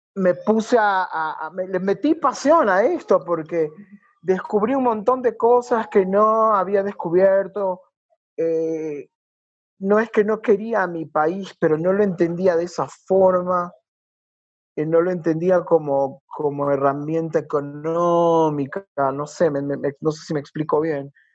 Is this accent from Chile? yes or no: no; Guayaquil, Guayas, Ecuador; Soy guayaquileño y tengo un poquito más de años